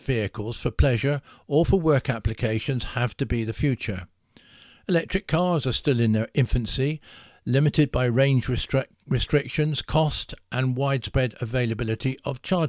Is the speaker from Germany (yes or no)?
no; Salisbury, South West England, United Kingdom; my hometown of Salisbury